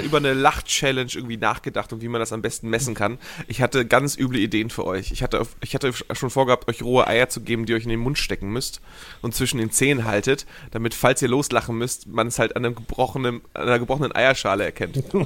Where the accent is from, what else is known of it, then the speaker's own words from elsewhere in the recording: Hamburg, Germany; als Hamburger Jung war ich natürlich im Hagenbecks Tierpark